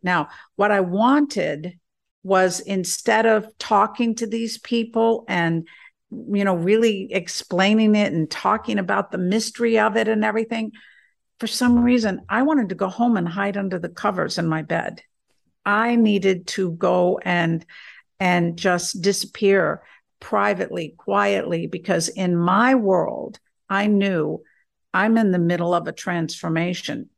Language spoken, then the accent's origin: English; South Carolina, United States; accent: southern; I'm from South Carolina